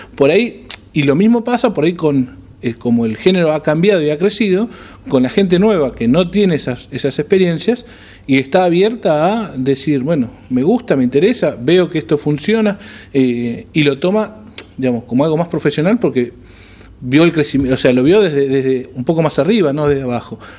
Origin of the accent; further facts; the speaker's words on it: Argentina; cómo somos los argentinos